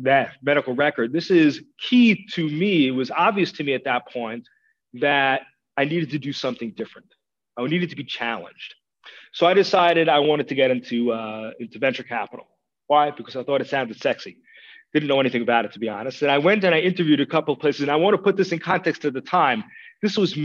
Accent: New York, United States; moved away as an adult; now in Israel; I grew up in New York in the American educational system

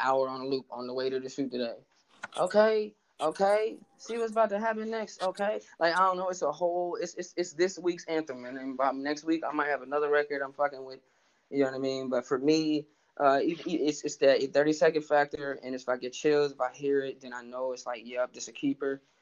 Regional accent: Cleveland, Ohio, United States; moved away as an adult; also born or lived in San Diego, California / Minneapolis, Minnesota; I'm from Cleveland, Ohio. Uh, originally, I was born in San Diego, but I moved to Cleveland when I was four, and I ultimately left Cleveland when I was like 20 years

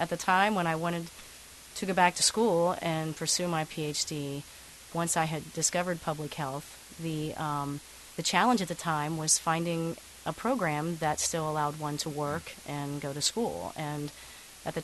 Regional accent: Appalachia, United States; growing up in Appalachia and seeing this, the beautiful landscape that we have

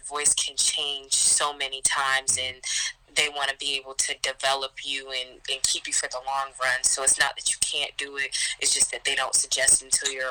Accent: Baltimore, Maryland, United States; moved away as an adult; now in Atlanta, United States; I am from Baltimore, and as a kid, I've always been interested in the arts

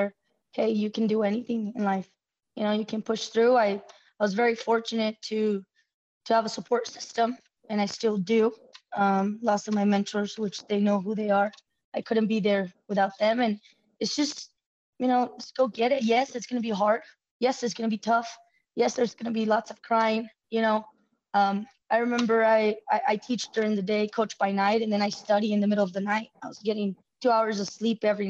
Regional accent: El Paso, Texas, United States; I'm from El Paso, Texas, and I grew up in a low-income community, and now I'm a female coach here in town

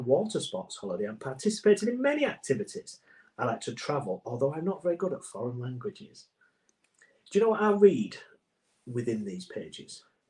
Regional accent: Goole, Yorkshire and the Humber, United Kingdom; also born or lived in Pontefract; I was born in Pontefract, which is close to where I was brought up, in a small town called Goole. Goole is a town with a port industry which trades goods with many other countries.

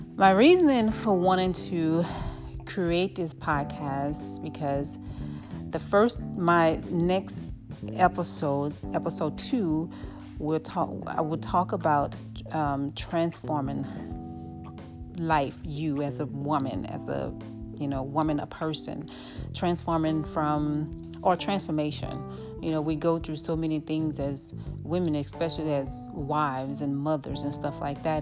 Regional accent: New Orleans, Louisiana, United States; moved away as an adult; now in Dallas, United States; I'm from New Orleans, Louisiana, born and raised my husband and I moved out here

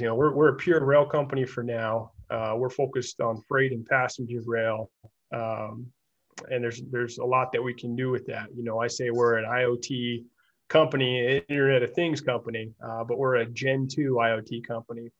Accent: Central Illinois, United States; also born or lived in Utah; I am from Central Illinois, and, and I went back home and worked after school

